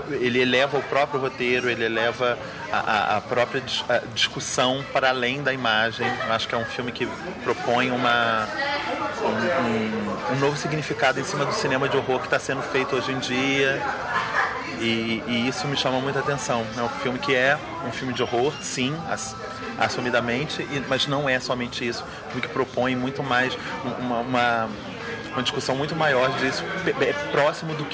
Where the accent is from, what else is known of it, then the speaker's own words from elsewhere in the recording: Rio de Janeiro, Brazil; eu sou do Rio de Janeiro